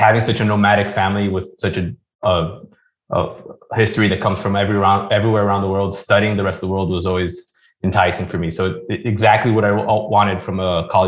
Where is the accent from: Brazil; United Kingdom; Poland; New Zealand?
Brazil; moved away as an adult; being born and raised in Brazil